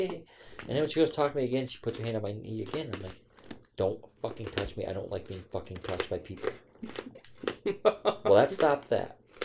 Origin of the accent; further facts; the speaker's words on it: United States; because I'm a white Irish. American.